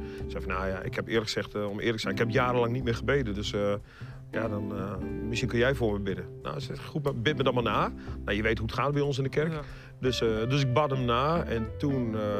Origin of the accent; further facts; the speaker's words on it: Groningen, Netherlands; moved away; also born or lived in Leiden / Breda; van oorsprong ben ik dus een echte Groninger